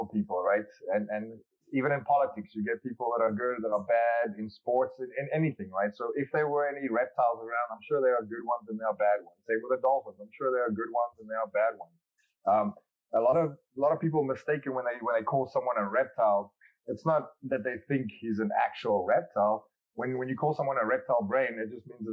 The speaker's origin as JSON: {"language": "English", "country": "South Africa", "tie": "born or raised there", "said": "growing up in South Africa, many people don't know this, but we have 12 national languages"}